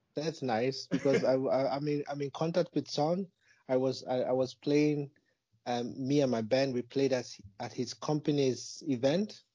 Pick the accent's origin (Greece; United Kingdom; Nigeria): Nigeria; moved away as an adult; also born or lived in Malaysia; now in Germany; I'm originally from Nigeria. I was born in, in Nigeria, and I grew up there till I think I was 19